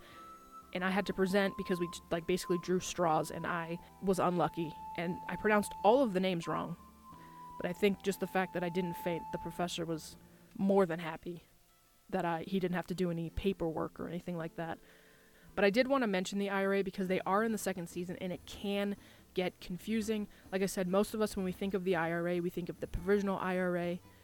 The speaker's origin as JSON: {"language": "English", "country": "United States", "said": "an Irish American"}